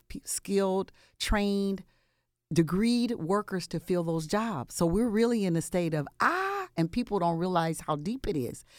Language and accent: English; Compton, California, United States; I'm from the West Coast, born and raised Compton, California